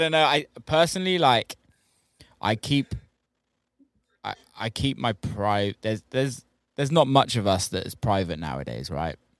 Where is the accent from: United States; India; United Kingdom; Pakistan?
United Kingdom; being British